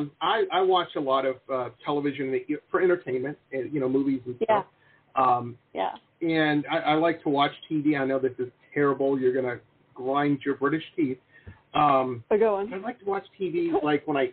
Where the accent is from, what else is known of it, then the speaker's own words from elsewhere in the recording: Detroit, Michigan, United States; moved away as an adult; now in Southern California, United States; I grew up in Detroit, which is like the Birmingham of America